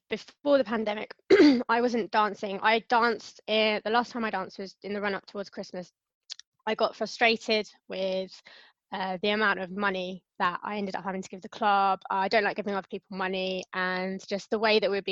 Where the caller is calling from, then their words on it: London, United Kingdom; Calling from London, UK